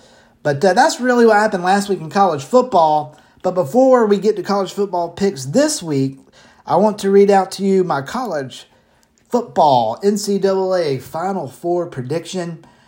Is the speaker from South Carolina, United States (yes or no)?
no; Macon, Georgia, United States; the Mercer Bears from my hometown, by the way, Mercer, of Macon, Georgia.